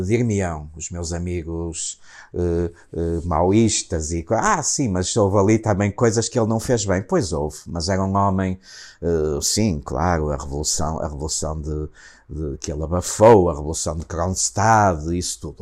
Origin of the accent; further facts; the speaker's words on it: Matosinhos, Norte, Portugal; Matozinhos, que foi a casa, a casa onde, onde, onde eu nasci